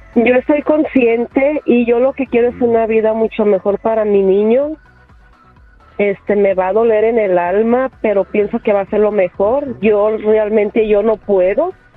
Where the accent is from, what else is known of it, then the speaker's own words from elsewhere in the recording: Puebla, Mexico; now in Los Angeles, United States; yo soy de Puebla, no tengo familia aquí